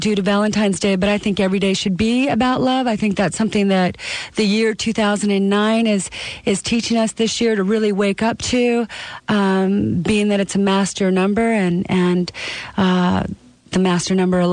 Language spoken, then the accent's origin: English; Canada; moved away; I'm from Canada